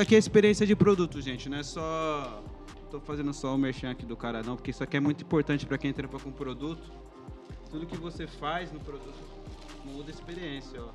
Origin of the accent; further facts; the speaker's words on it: São Bernardo do Campo, São Paulo, Brazil; a gente é de São Bernardo